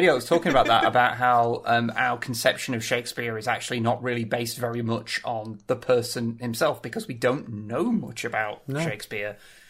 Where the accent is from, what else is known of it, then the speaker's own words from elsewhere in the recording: United Kingdom; I am merely a British man